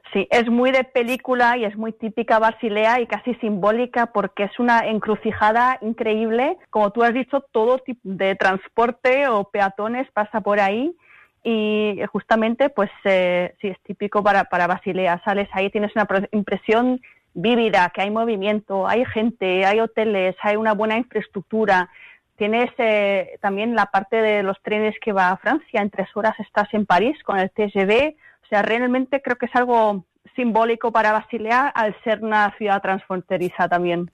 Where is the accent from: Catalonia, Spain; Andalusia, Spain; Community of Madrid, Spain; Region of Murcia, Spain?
Community of Madrid, Spain; Madrid; also born or lived in Germany; now in Basel, Switzerland; me he criado en España, en Madrid